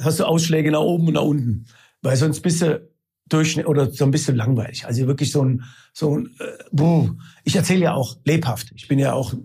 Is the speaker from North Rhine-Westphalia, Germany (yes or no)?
no; Isny, Baden-Württemberg, Germany; moved away as an adult; Ich komme aus Isny im Allgäu, war da 18 Jahre lang und bin also quasi halb Schwabe und halb Italiener